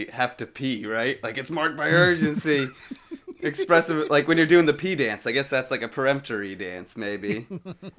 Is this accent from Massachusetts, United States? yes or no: yes; Boston, Massachusetts, United States; moved away as an adult; now in Los Angeles, United States; when people ask me where I'm from, I still say Boston